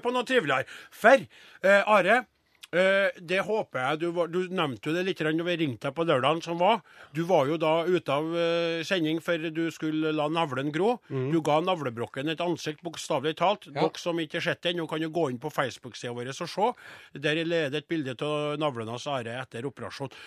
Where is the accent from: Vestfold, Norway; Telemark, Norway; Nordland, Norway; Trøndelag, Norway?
Trøndelag, Norway; vi er jo trøndere